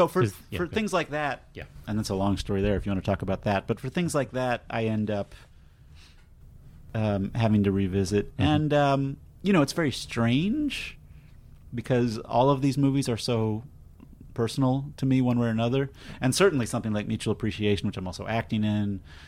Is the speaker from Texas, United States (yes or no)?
yes; Austin, Texas, United States; And in Austin, my hometown, it's going to be at the AFS Cinema